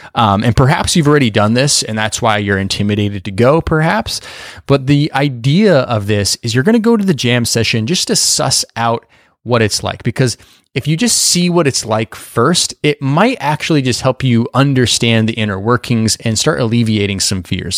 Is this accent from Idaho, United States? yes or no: yes; Boise, Idaho, United States; moved away; also born or lived in New York City; I grew up in Boise, Idaho